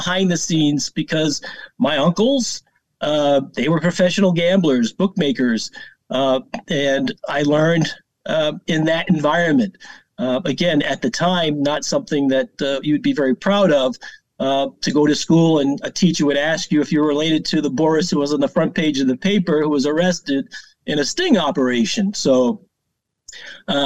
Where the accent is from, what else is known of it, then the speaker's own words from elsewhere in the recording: Pawtucket, Rhode Island, United States; now in Long Island, United States; Pawtucket, Rhode Island